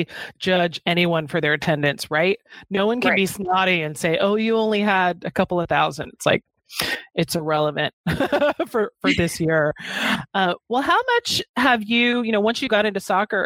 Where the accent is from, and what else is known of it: Houston, Texas, United States; born or raised there